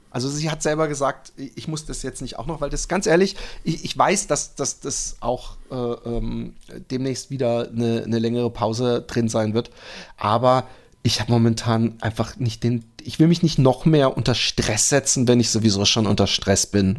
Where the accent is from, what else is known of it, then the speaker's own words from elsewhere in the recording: Netherlands; bei uns in Holland